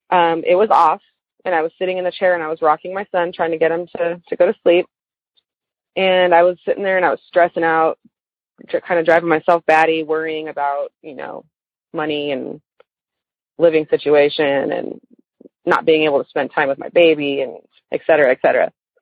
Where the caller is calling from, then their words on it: Austin, Texas, United States; I'm calling from Austin area in Texas.